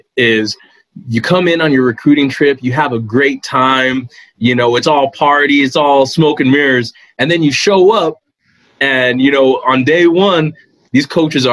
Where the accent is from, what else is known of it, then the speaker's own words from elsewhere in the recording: El Paso, Texas, United States; I'm from El Paso